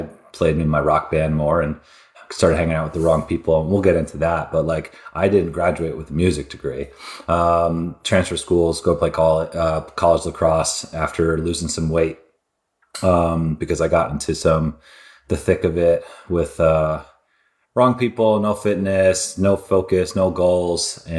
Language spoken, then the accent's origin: English; Glen Cove, New York, United States; I'm the oldest of four. I grew up on Long Island, New York in a little city called Glen Cove.